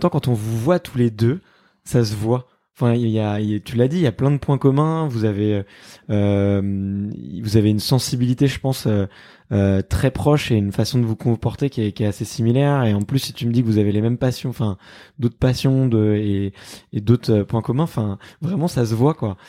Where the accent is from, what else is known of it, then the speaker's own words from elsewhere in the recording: Fontenay-sous-Bois, Île-de-France, France; moi j'ai grandi à Fontenay-sous-Bois donc euh, tu vois je suis un petit gamin du, coin